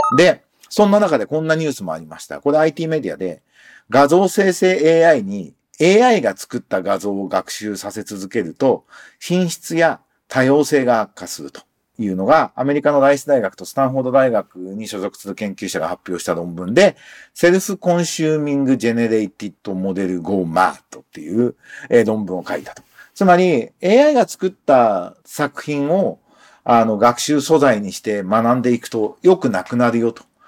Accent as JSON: {"language": "Japanese", "country": "Japan"}